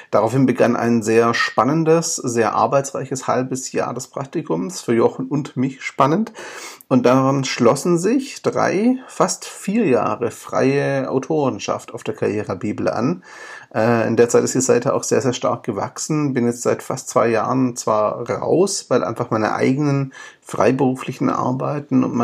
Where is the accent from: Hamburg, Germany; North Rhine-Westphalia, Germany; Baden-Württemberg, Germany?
Baden-Württemberg, Germany; Stuttgart; born there; accent: Swabian; bin aber ursprünglich gebürtiger Stuttgarter und Schwabe. Das heißt, wenn es ab und zu schwäbelt, bitte ich mir das nachzusehen. Ich bemühe mich um Hochdeutsch.